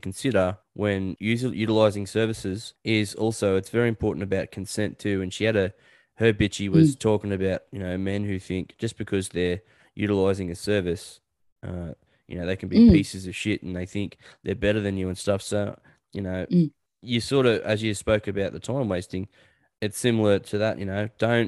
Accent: Newcastle, New South Wales, Australia; moved away as an adult; now in Orange, Australia; I'm from Newcastle

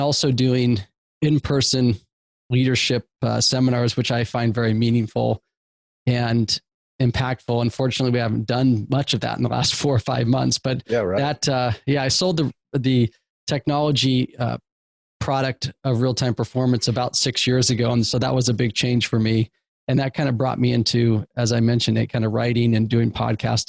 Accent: Eugene, Oregon, United States; I grew up in the Pacific Northwest in Eugene, Oregon, a small college town

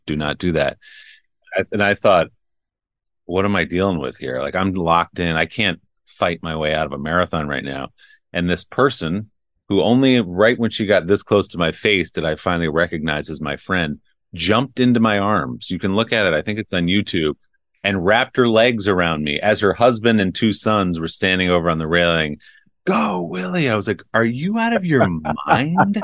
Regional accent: New Jersey, United States; now in New York, United States; I grew up in New Jersey

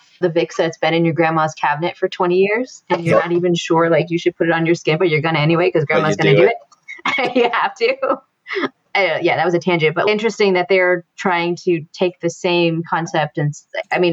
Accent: East Coast, United States; we're from the East Coast

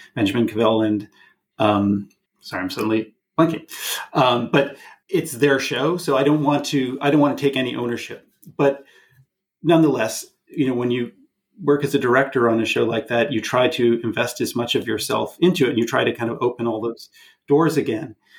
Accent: Canada; not just as a Canadian, but as also a, an American citizen

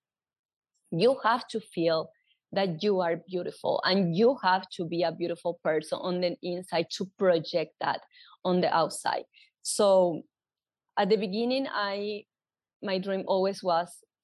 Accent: Asunción, Paraguay; English is a second language; moved away as an adult; now in New York City, United States; I born and raised in Paraguay, in Asunción, the capital of Paraguay

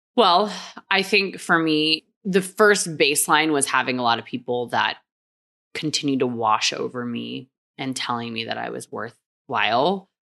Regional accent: San Antonio, Texas, United States; also born or lived in Korea; I was born in Korea and then moved to Texas when I was four.

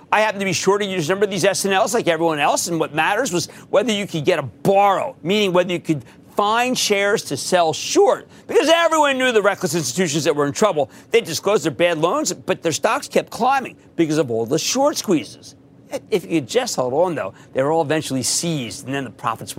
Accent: Philadelphia, Pennsylvania, United States; my hometown of Philadelphia

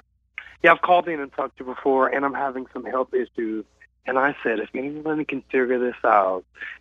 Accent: Louisiana, United States; moved away as an adult; now in Dallas, United States; I'm from Louisiana, but I moved to Dallas earlier this year, so I'm calling from Big Dallas, Texas.

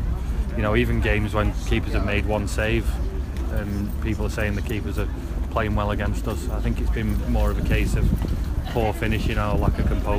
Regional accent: Dublin, Leinster, Ireland

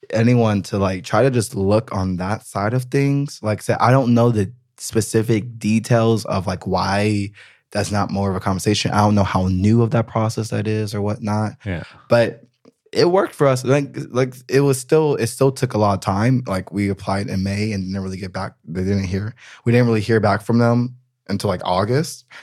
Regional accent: United States; moved away as an adult; now in Berlin, Germany; I'm I'm American. You know, like at the end of the day, it's I, an identity. Yeah, thing. it is. I mean, my family lives in America. Like, I want to always be able to go back to America. You know, one day I will probably live in America again.

